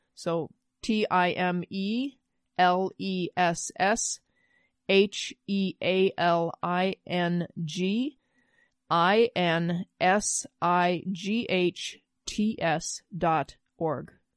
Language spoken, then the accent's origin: English; Midwest, United States; I grew up in the Midwest